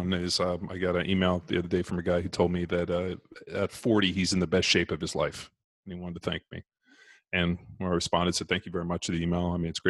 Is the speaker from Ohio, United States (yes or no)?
no; California, United States; moved away as an adult; also born or lived in Orange County, California; now in Texas, United States; I grew up in California. I lived in Orange County. We just moved out here to Texas a couple months ago.